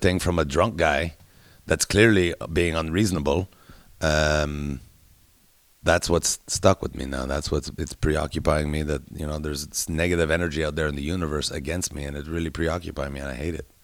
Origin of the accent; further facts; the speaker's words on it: Canada; I'm Canadian. I live in Canada during this thing.